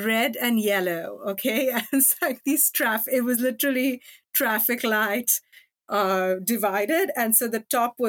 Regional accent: India; moved away; also born or lived in Norway; I grew up in India

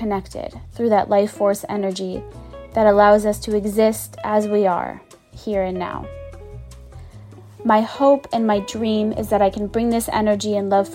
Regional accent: Boston, Massachusetts, United States; moved away; the house I grew up in Boston

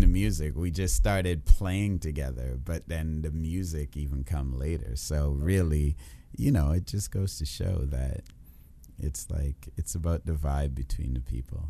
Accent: Trinidad & Tobago; also born or lived in Kitchener, Ontario; now in Toronto, Canada; I am from the island of Trinidad but now I am Canadian.

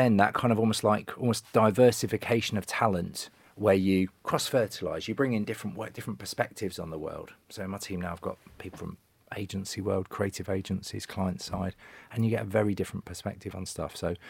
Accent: Sheffield, Yorkshire and the Humber, United Kingdom; moved away as an adult; I moved over from Sheffield to Manchester purely to watch matches and thought I need a job.

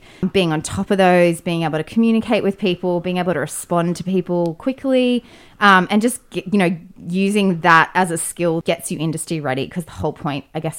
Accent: North Queensland, Australia; now in Sydney, Australia; I'm from North Queensland

